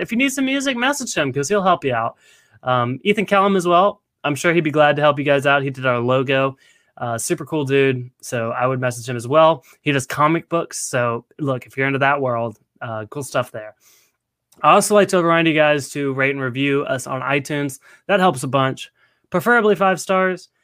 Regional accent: Nashville, Tennessee, United States; I was born and raised in Nashville, Tennessee

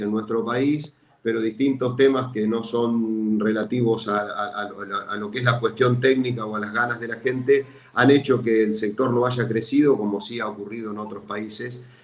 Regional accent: Argentina

